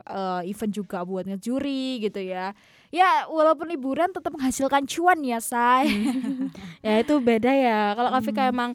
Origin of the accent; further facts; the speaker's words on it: Tulungagung, East Java, Indonesia; kota asalku di Tulungagung gitu. Jadi ya liburanku hanya sekitar Tulungagung aja soalnya.